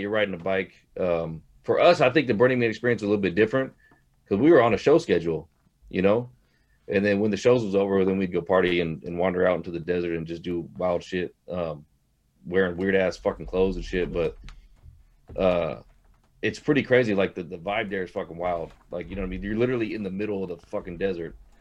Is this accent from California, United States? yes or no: yes; Hayward, California, United States; We all we're all from Hayward, California.